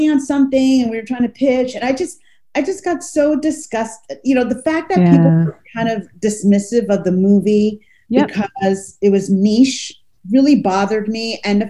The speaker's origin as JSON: {"language": "English", "country": "United States", "also_born_or_lived": "Los Angeles", "moved": "as an adult", "lives_now": "Rome, Italy", "said": "I'm American"}